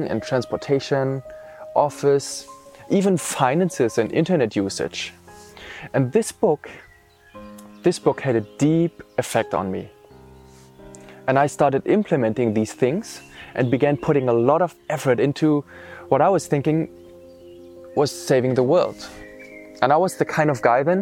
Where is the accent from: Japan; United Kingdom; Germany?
Germany; East Germany; now in Austria; I was born in East Germany into an atheist family and an almost completely secular social environment. All my relatives, schoolmates and friends were mostly non-believers